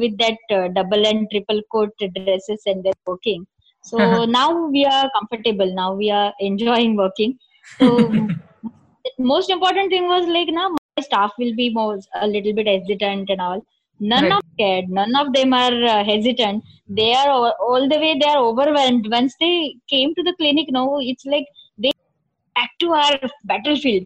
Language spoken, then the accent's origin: English; Thane, Maharashtra, India; I was born and brought up in Thane in Mumbai.